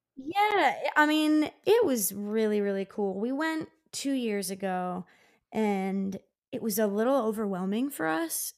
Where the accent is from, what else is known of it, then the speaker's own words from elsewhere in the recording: Downingtown, Pennsylvania, United States; my hometown of Downingtown, which is about 40 miles west of Philly